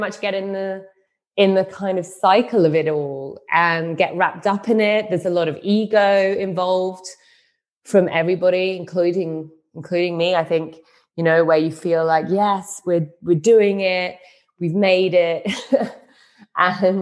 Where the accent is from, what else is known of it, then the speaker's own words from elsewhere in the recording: London, United Kingdom; moved away as an adult; now in Berlin, Germany; my hometown city of London